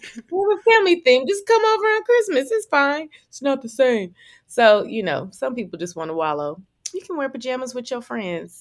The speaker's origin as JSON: {"language": "English", "town": "Oakland", "region": "California", "country": "United States", "said": "I'm from California too"}